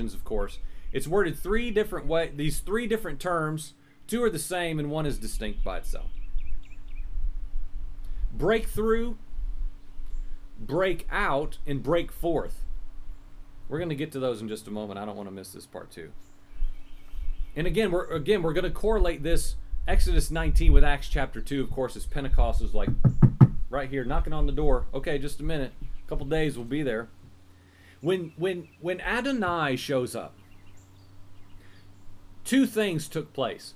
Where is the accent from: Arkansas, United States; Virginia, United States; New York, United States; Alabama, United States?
Virginia, United States; accent: Virginian American; my Virginian American accent